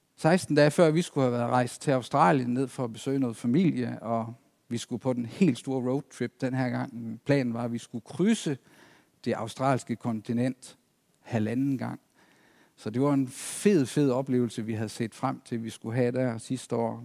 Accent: East Himmerland, North Jutland, North Denmark Region, Denmark; moved away as an adult; also born or lived in Zealand; now in Næstved, Denmark; Oprindeligt så kom jeg ud fra Østhimmerland, ud fra Vorst, menigheden derude, hvor jeg trådte mine barnesko

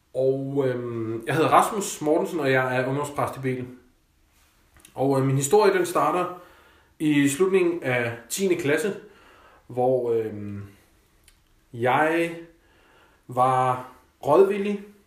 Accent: Denmark; also born or lived in Copenhagen; Selvfølgelig så er jeg og var privilegeret som dansker

